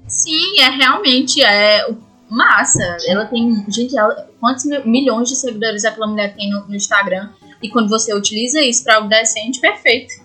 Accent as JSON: {"language": "Portuguese", "region": "Ceará", "country": "Brazil", "tie": "born or raised there", "moved": "yes", "said": "minha cidade natal tá lá, tem, é no Ceará"}